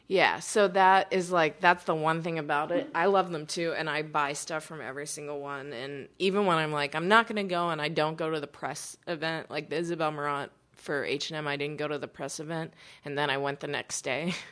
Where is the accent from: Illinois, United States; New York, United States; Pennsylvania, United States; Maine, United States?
Pennsylvania, United States; Pittsburgh; I grew up in Pittsburgh